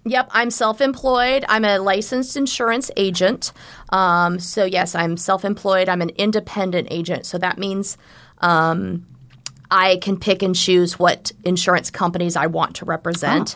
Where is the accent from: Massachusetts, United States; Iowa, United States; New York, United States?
Iowa, United States; Southwest; moved away as an adult; now in Omaha, United States; I am originally from Southwest Iowa